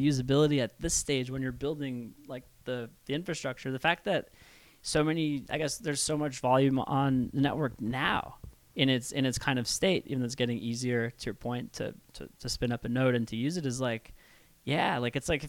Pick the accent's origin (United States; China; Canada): Canada; as a Canadian